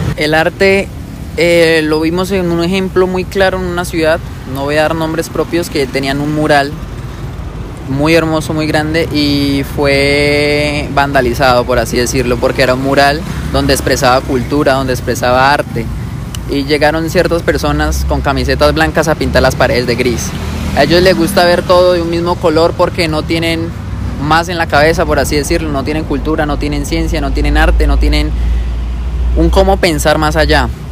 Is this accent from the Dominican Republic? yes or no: no; Neiva, Huila, Colombia; also born or lived in Bogotá; no soy nacido acá, soy de la ciudad de Bogotá, pero me crié siempre acá en Neiva.